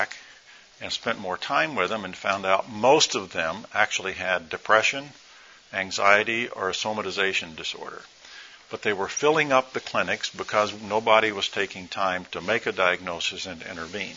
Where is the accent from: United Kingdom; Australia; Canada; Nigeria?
Nigeria; moved away; I was born in Nigeria